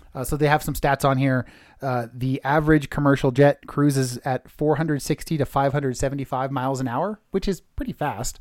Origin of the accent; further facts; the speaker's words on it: Redwood City, California, United States; I grew up in Redwood City, California